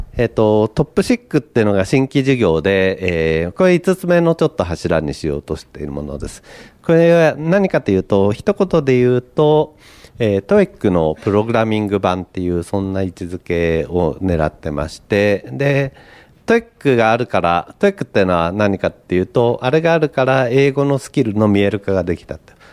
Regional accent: Niigata, Japan; moved away; 私があの、新潟出身でですね

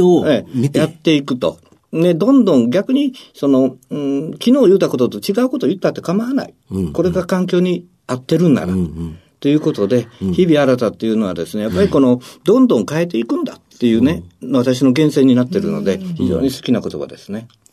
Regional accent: Osaka, Japan; 大阪の天王寺です

